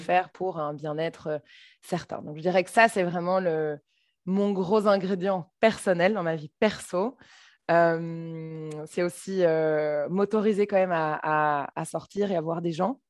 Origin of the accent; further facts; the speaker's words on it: Brussels, Brussels-Capital Region, Belgium; je suis bruxelloise